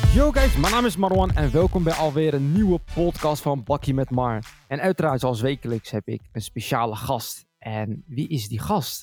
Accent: Schiedam, South Holland, Netherlands; now in Rotterdam, Netherlands; ik zelf een Schiedammer ben, geboren en getogen in Schiedam.

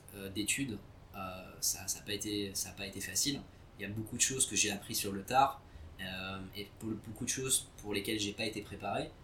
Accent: Vichy, Auvergne-Rhône-Alpes, France; moved away as an adult; also born or lived in Algeria / London / Qatar / Singapore; en grandissant à Vichy

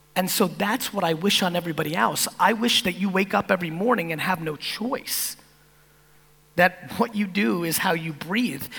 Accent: East Coast of America, United States; also born or lived in Soviet Union; as an immigrant, from the Soviet Union growing up on the East Coast of America

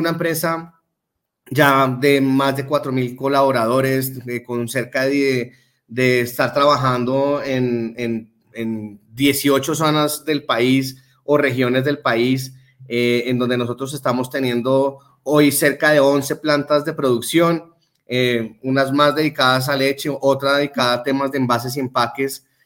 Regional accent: Colombia; nuestra idiosincrasia de colombianos

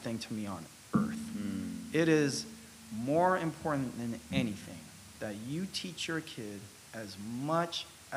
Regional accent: San Diego, California, United States; moved away as an adult; also born or lived in Japan / Taiwan / New York City / Hawaii; now in San Francisco, United States; when I grew up in San Diego

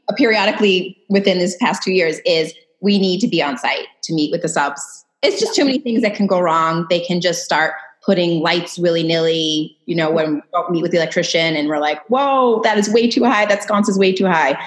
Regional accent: Massachusetts, United States; moved away as an adult; also born or lived in California; we're both from Massachusetts

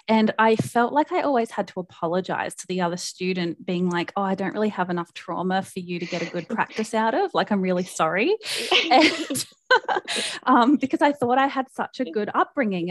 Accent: South Australia, Australia; moved away as an adult; now in Brisbane, Australia; I live in Brisbane, in Australia. Um, I'm originally from South Australia, but I moved up here about oh, five years ago

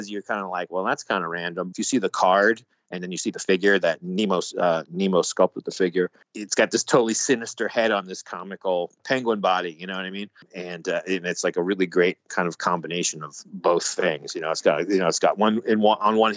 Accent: New York City, New York, United States; being a New Yorker

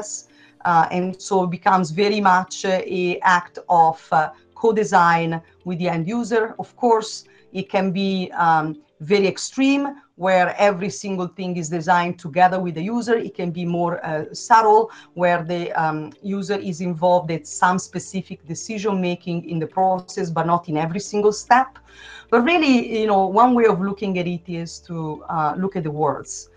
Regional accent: Italy; English is a second language; moved away as an adult; also born or lived in Melbourne, Australia; now in Portland, United States; I've got a kind of unusual accent. That is because I'm originally from Italy.

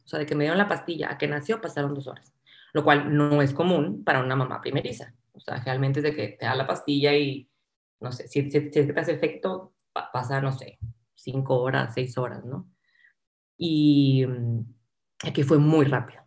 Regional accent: Monterrey, Nuevo León, Mexico; soy de Monterrey, eh, estudié arquitectura aquí en el TEC

